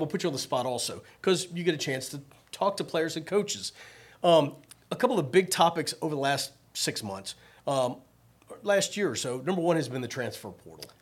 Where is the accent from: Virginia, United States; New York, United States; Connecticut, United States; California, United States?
Virginia, United States; Richmond; moved away; I grew up in Richmond, Virginia